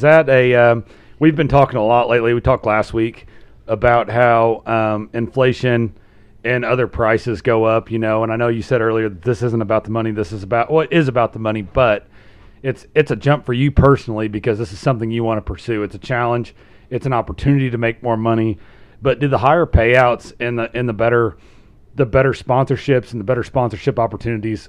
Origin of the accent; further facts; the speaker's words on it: Southern Indiana, United States; we're from Southern Indiana